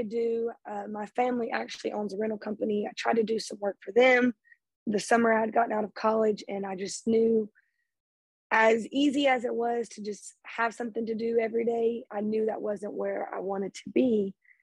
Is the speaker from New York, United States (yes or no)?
no; Lake Charles, Louisiana, United States; I'm from Lake Charles, Louisiana